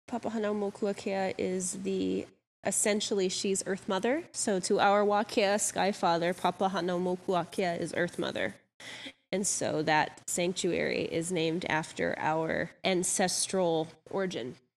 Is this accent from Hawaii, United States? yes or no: yes; Hawaii, United States; I am Hawaiian